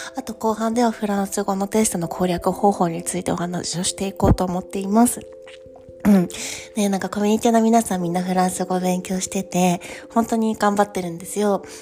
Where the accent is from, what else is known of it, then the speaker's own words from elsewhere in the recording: Japan; first language Japanese; moved away as an adult; now in Paris, France; 私は日本語母国語ですし日本人なので